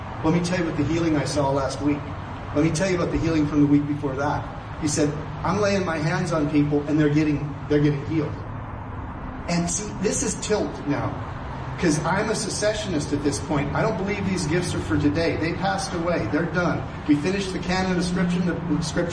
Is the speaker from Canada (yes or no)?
yes; Canada; I'm a Canadian.